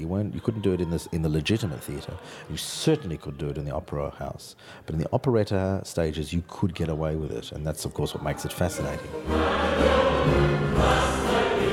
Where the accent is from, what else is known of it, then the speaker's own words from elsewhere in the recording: Australia; moved away; my Australianness makes my productions different from, from European directors